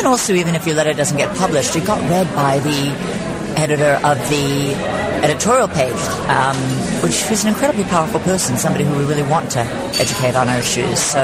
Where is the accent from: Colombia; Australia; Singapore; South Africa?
Australia; moved away as an adult; now in United States; I grew up in Australia